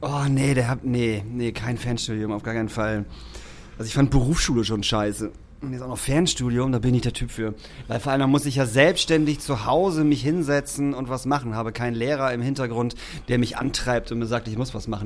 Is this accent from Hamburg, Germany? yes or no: yes; Hamburg, Germany; ich komme ja aus Barmbek